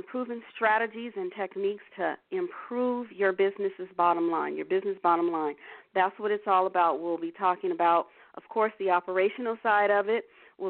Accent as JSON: {"language": "English", "town": "Los Angeles", "region": "California", "country": "United States", "tie": "born or raised there", "said": "Los Angeles, California, my home state, home city"}